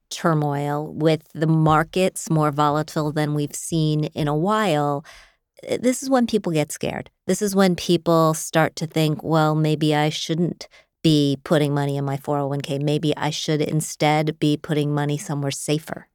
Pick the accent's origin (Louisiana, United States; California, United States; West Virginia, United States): West Virginia, United States; Wheeling; moved away; I grew up in Wheeling, West Virginia